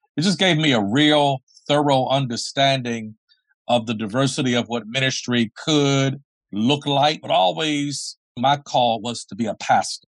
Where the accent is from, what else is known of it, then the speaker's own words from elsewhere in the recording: Baltimore, Maryland, United States; moved away as an adult; also born or lived in Washington, D.C. / Dayton, Ohio / Columbus, Ohio / Cincinnati, Ohio; I was born and raised in Baltimore, Maryland